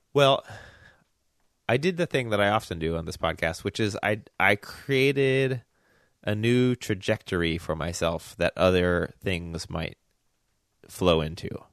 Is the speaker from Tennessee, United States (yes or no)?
yes; Memphis, Tennessee, United States; moved away; I grew up in Memphis